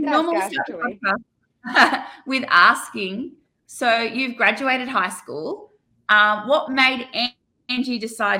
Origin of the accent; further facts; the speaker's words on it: Australia; And I'm your Australian host